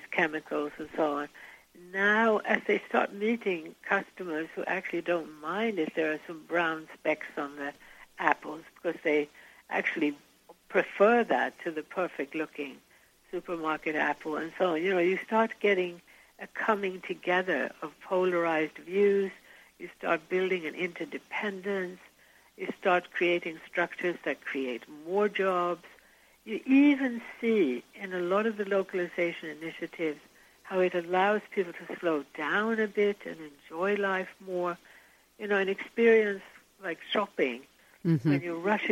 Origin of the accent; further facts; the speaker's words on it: Sweden; moved away; Now, I'm from Sweden and grew up in Sweden